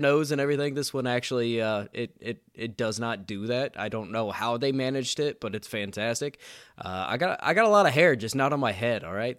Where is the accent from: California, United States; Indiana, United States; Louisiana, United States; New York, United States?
Indiana, United States; I'm from Indiana